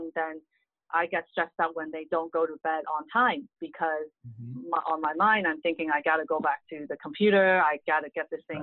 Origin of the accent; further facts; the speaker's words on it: Hong Kong; English is a second language; moved away as an adult; now in United States; I grew up in Hong Kong